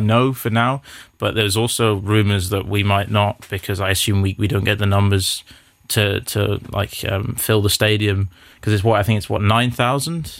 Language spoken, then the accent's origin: English; South Africa; as a South African